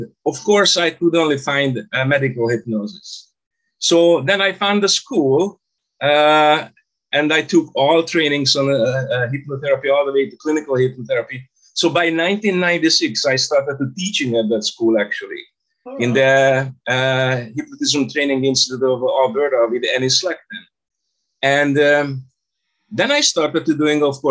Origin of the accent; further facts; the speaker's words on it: Budapest, Hungary; now in Canada; I was born in Budapest, Hungary. In 1983, I left the country